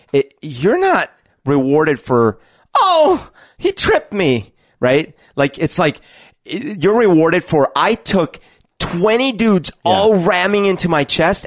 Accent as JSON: {"language": "English", "country": "Colombia", "tie": "born or raised there", "said": "growing up in Colombia in the 80s, the three main things that were used to diffuse how messed up everything was."}